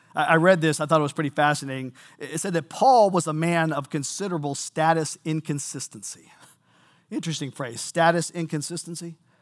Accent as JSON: {"language": "English", "town": "Seabrook", "region": "Texas", "country": "United States", "tie": "born or raised there", "said": "I grew up in Seabrook, Texas."}